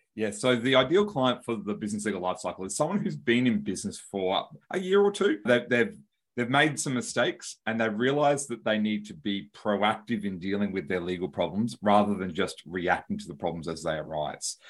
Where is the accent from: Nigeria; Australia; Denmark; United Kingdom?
Australia; accent: Australian; I'm from Australia and I've got an Australian accent